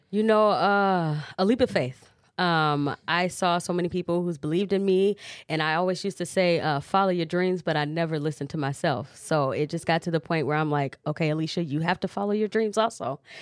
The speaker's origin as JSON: {"language": "English", "town": "Cedar Rapids", "region": "Iowa", "country": "United States", "tie": "born or raised there", "also_born_or_lived": "Chicago", "said": "I am a Cedar Rapidian, so I'm from Cedar Rapids. I was born in Chicago, moved here when I was five"}